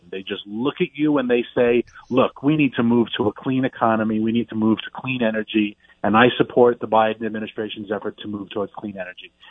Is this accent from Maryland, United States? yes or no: no; New York City, New York, United States; moved away; I'm from Queens. I may be a country boy now